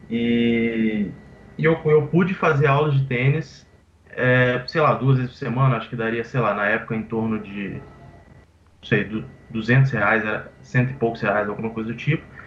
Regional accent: Vitória, Espírito Santo, Brazil; also born or lived in Teresina, Piauí; eu nasci no Piauí, Teresina, só que com um ano de idade, mais ou menos, meus pais eles foram para Vitória

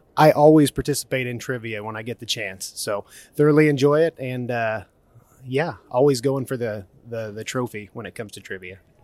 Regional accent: Maysville, Missouri, United States; I'm from the Maysville, Missouri area, DeKalb County, up in northwest Missouri.

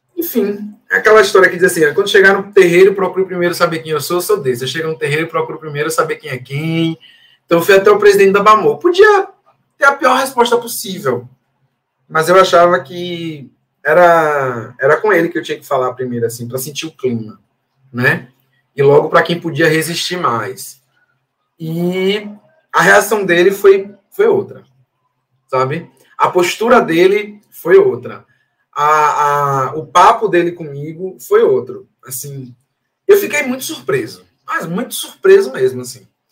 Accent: Salvador, Bahia, Brazil; eu sou aqui de Salvador

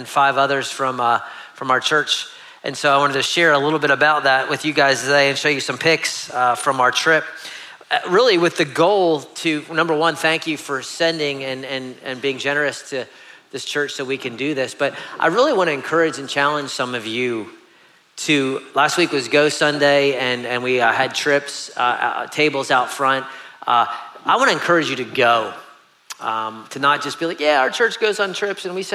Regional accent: United States; I'm American

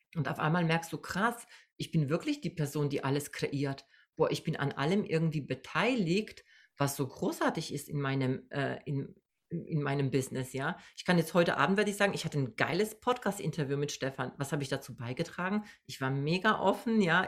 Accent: Poland; now in Germany; ich komme aus Polen, ich bin Migrantin

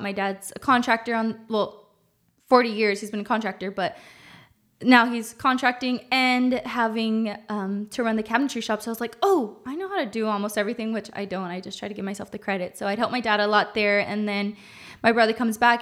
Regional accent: Uvalde, Texas, United States; moved away as an adult; also born or lived in Corpus Christi, Texas; now in San Antonio, United States; I'm from Uvalde, Texas. I'm twenty-six years old. Born and raised in Uvalde

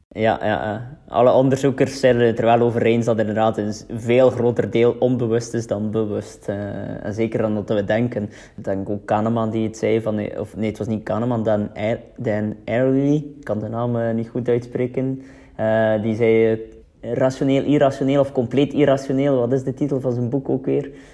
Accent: West Flanders, Belgium; Wij zijn beide van West-Vlaanderen

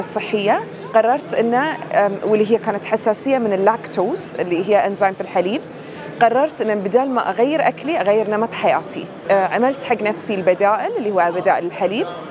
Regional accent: Bahrain; من البحرين

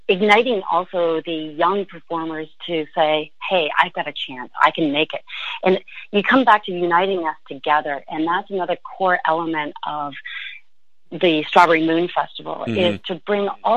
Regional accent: St. Catharines, Ontario, Canada; home is, in the sense of physically home, I was raised in St. Catharines

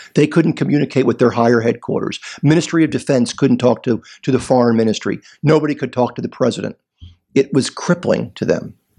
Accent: Philadelphia, Pennsylvania, United States; I'm from Philadelphia. I was born there

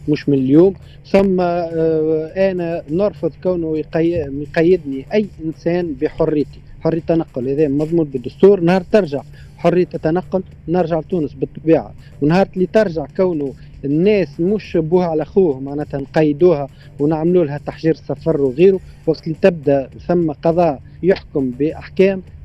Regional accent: Tunisia; كتونسي وانا تونسي حر

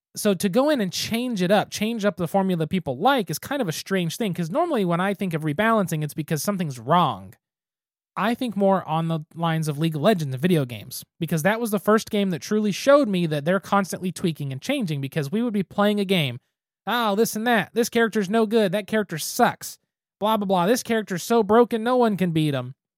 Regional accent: Geary, Oklahoma, United States; I'm from Geary, Oklahoma.

